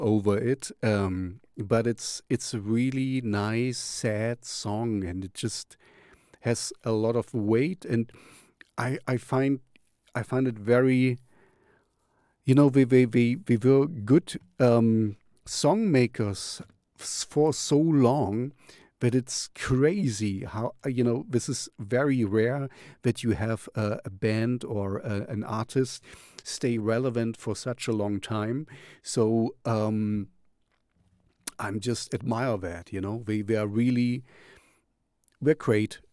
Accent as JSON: {"language": "English", "town": "Jena", "region": "Thuringia", "country": "Germany", "said": "here I'm from Jena"}